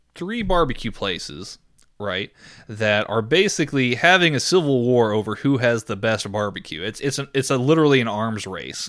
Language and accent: English; Texas, United States; me as a Texan